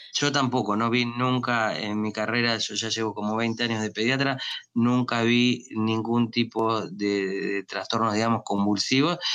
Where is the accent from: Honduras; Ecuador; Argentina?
Argentina; moved away as an adult; also born or lived in Miami, United States; now in United States; yo me entrené en mi país, en Argentina